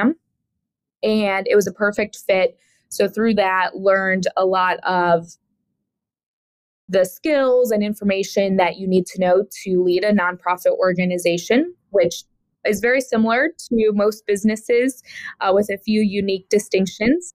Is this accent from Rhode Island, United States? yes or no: no; Woodstock, Illinois, United States; moved away as an adult; also born or lived in High Point, North Carolina / Greensboro, North Carolina / New York City; I grew up in a small town called Woodstock, Illinois